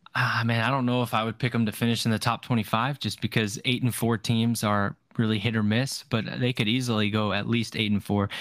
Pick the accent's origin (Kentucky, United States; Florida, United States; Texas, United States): Texas, United States; I'm from Texas